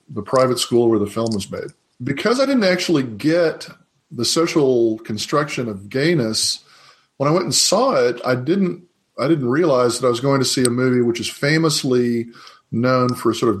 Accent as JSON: {"language": "English", "town": "Houston", "region": "Texas", "country": "United States", "tie": "born or raised there", "said": "I was raised in Houston, Texas, in the suburbs"}